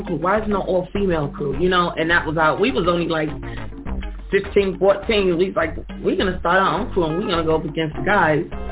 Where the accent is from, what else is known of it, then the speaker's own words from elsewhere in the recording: New York City, New York, United States; growing up in the Bronx, to me, my mom had 11 kids, and she was a single parent